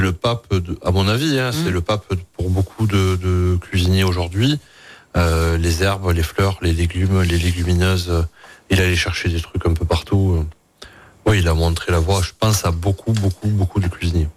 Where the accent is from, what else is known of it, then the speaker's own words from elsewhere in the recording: Tarbes, Occitania, France; moved away as an adult; now in Cantal, France; J'ai fait une école hôtelière donc chez moi à Tarbes.